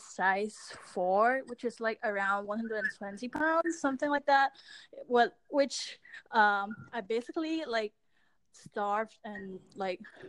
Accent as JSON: {"language": "English", "country": "Hong Kong", "tie": "born or raised there", "said": "I grew up in Hong Kong."}